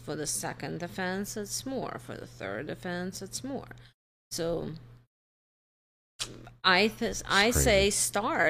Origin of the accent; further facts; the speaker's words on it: New Jersey, United States; now in Iowa, United States; I'm from Jersey. I spent 12 years from Jersey.